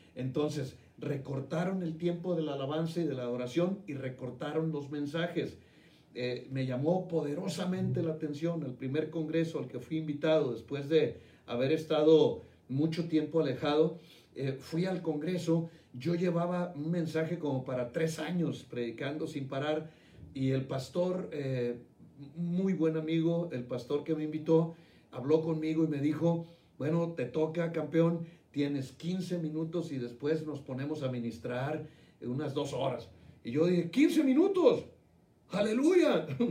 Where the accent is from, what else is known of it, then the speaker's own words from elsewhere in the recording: Mexico; now in Guadalajara, Mexico; mi país